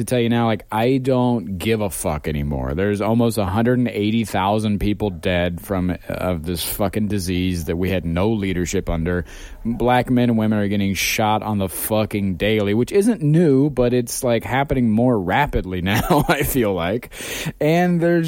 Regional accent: Marion, Ohio, United States; born or raised there

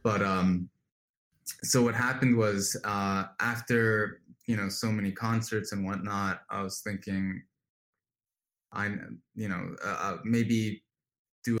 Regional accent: New Jersey, United States; I grew up in New Jersey drinking aloe smoothies for breakfast

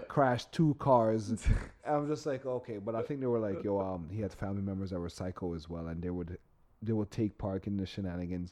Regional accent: Canada; us Canadian

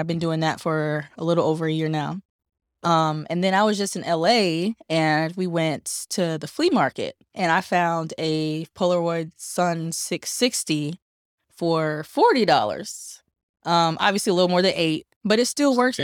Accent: Durham, North Carolina, United States; I'm from Durham, North Carolina, born and raised in native Bull City

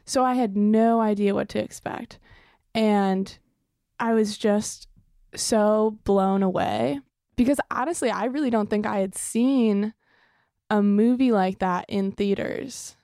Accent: Evanston, Illinois, United States; I am originally from Evanston, Illinois, which is about twenty, thirty minutes north of Chicago.

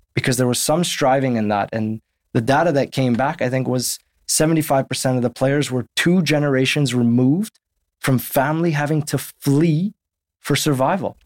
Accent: Winnipeg, Manitoba, Canada; moved away as an adult; also born or lived in Saskatchewan; now in London, United Kingdom; I grew up in Winnipeg where six months of the year, you're in the winter

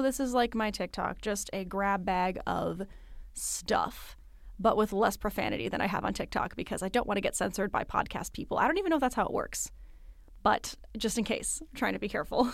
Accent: Midwest, United States; now in East Coast, United States; I live on the East Coast. I was born in the Midwest

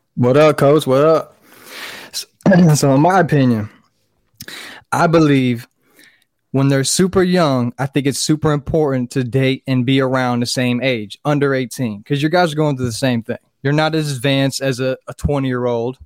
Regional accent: Fort Pierce, Florida, United States; born or raised there

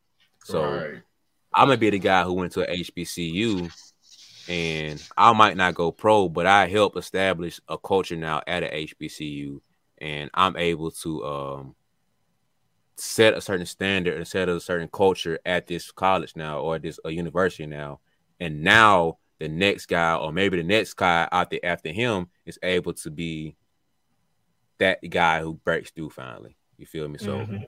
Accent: Birmingham, Alabama, United States; We're from Birmingham, Alabama. We got to say what we can get.

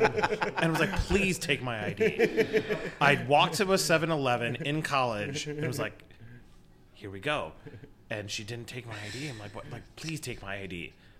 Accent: East Coast, United States; now in Minneapolis, United States; I grew up in the East Coast

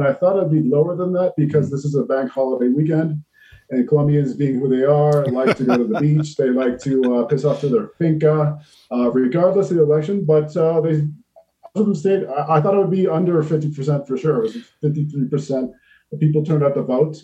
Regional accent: Canada; moved away; my home country of Canada

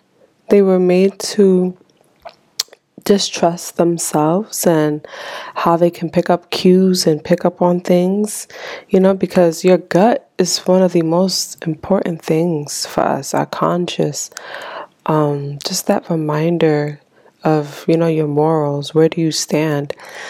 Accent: Haiti; born there; You know, especially immigrant parents, you know, me especially, because I was born in Haiti.

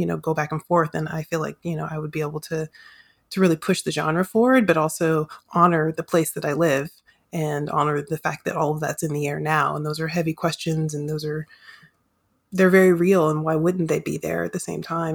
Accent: the American South, United States; if I grew up in the South

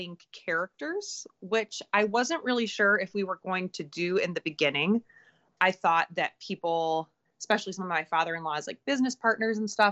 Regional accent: Detroit, Michigan, United States; we're from Michigan, we're from Detroit.

